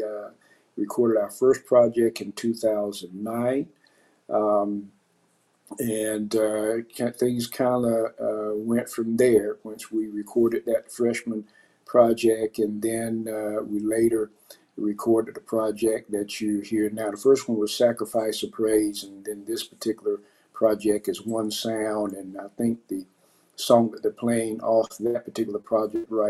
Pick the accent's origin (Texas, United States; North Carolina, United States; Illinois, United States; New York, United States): North Carolina, United States; Fayetteville; moved away as an adult; now in South Korea; My hometown is Fayetteville, North Carolina